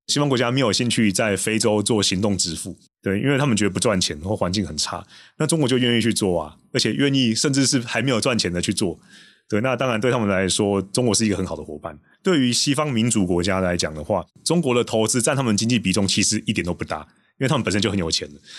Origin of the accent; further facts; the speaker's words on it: Taiwan; 作为一个台湾人，就是对于立陶宛这么义薄云天的举动，我真的是深表感激